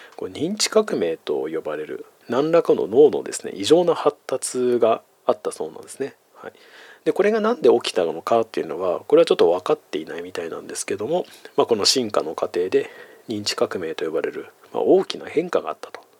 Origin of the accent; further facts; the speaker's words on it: Iwate, Japan; moved away as an adult; also born or lived in Hokkaido / Eiheiji, Fukui; now in Tokyo, Japan; 岩手の生まれで大学はですね、まあ、極の北海道、えー、そして修行はですね雪深い福井県の永平寺というところにいたので冬はですね、まあ、常に雪の中で育った